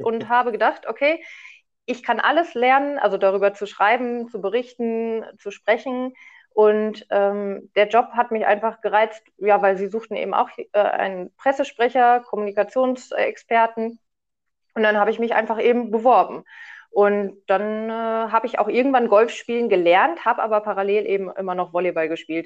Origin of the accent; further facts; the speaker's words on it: Paderborn area, North Rhine-Westphalia, Germany; also born or lived in Munich; ich komme nämlich hier aus der Gegend tatsächlich